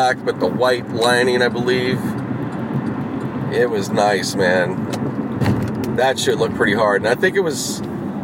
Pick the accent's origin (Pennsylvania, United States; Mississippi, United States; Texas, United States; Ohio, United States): Pennsylvania, United States; Pittsburgh; now in Los Angeles, United States; I was growing up in the Pittsburgh area